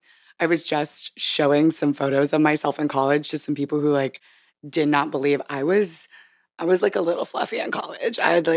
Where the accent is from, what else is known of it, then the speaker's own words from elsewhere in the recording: Hawaii, United States; born there; I do like to brag that I was born in Hawaii because most people find that to be interesting.